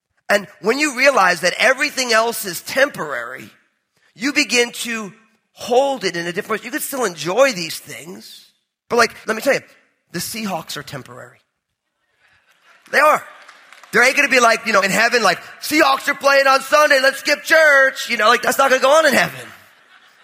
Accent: New Jersey, United States; I'm from New Jersey

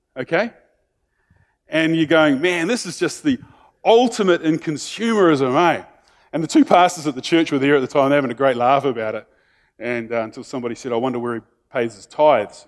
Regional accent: New Zealand; being in New Zealander, isn't it, is that we sort of have this expectation because we're a small country

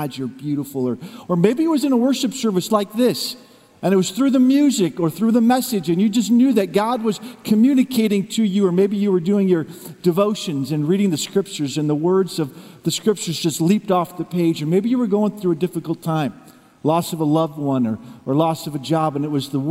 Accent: Midwest, United States; now in Camarillo, United States; I'm from Camarillo, originally from the Midwest

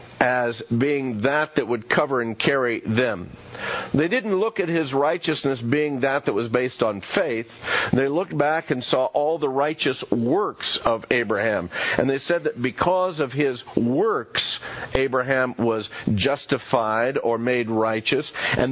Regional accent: the South, United States; I grew up in the South, and when we said, I reckon, well, reckon is kind of like maybe so, maybe not.

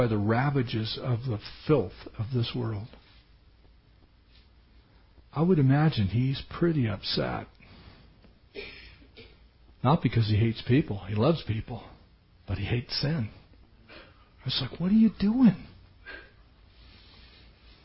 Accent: United States; I am as American gets.

